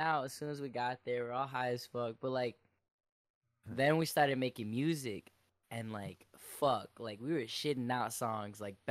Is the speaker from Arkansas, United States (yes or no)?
no; Chicago, Illinois, United States; I'm from Chicago